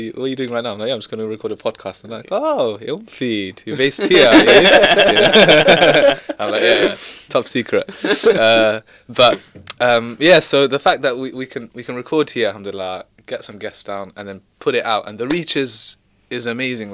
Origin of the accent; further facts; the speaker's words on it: London, United Kingdom; I'm from London